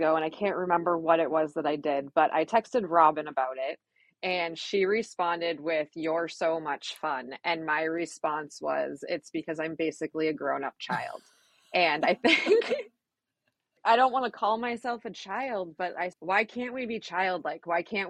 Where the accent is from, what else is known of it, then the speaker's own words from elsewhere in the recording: Manchester, United States; There was. I grew up here in Manchester. My family was really cool, family vacations, sports, went to Smith Road.